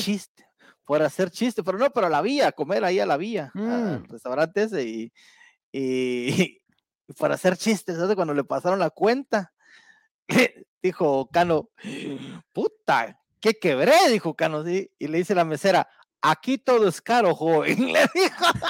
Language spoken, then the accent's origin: Spanish; Guatemala